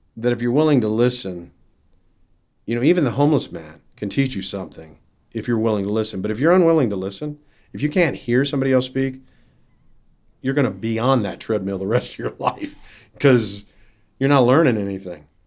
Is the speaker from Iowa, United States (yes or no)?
yes; Iowa, United States; growing up in Iowa